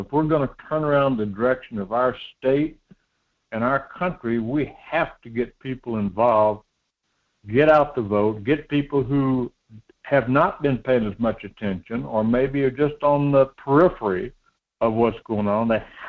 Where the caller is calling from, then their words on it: Homer, Alaska, United States; in Homer.